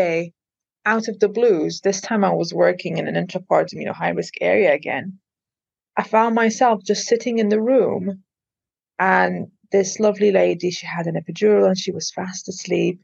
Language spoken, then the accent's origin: English; Malta; first language Maltese; English is a second language; moved away as an adult; also born or lived in Liverpool, United Kingdom; now in United Kingdom; English is not my first language. We speak Maltese, and obviously I've been speaking English since I was like 5